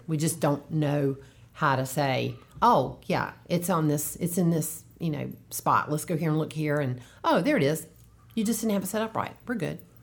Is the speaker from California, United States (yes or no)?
no; Durham, North Carolina, United States; accent: Southern; also born or lived in Charlotte, North Carolina / Wake Forest, North Carolina; I was born in Charlotte, and then I grew up most of my life in Durham